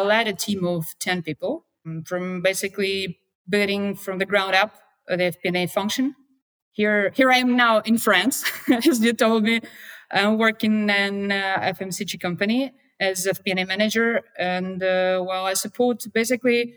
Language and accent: English; Russia; I'm from Russia